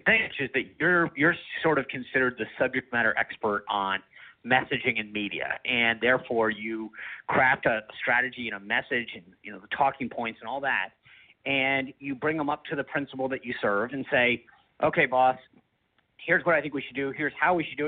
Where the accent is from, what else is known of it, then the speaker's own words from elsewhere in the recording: Rhode Island, United States; I talk about growing up in Rhode Island